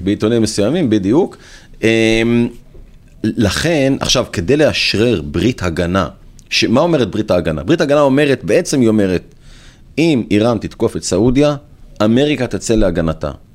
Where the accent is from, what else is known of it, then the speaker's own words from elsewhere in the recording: Israel; לנו כישראלים